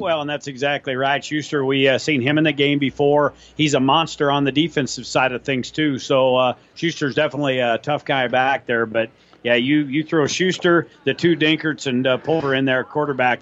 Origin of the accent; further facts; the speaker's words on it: Superior, Nebraska, United States; this is very close to my hometown in Superior